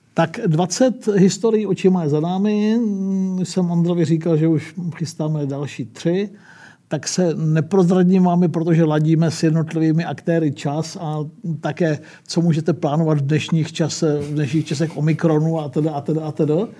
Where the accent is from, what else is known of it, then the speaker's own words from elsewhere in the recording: Czechia; my jsme říkali, že z České republiky